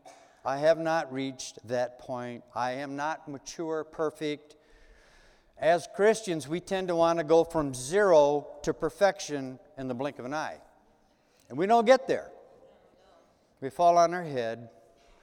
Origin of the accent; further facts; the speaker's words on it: United States; as Americans